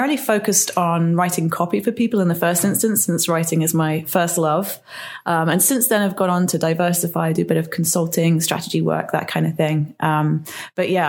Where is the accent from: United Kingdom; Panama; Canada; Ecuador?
United Kingdom; England; now in Newport, United States; I'm from England originally.